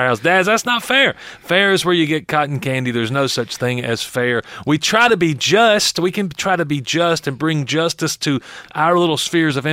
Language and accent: English; North Georgia, United States; born or raised there